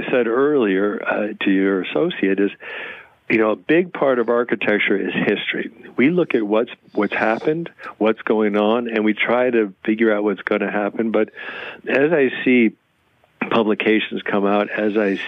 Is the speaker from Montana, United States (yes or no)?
no; Chicago, Illinois, United States; now in Kingston, United States; I grew up in Chicago on the South Side